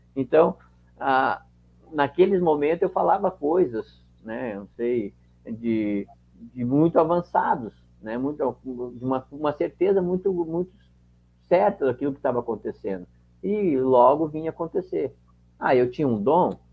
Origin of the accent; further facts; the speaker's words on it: Caxias do Sul, Rio Grande do Sul, Brazil; sou de Caxias do Sul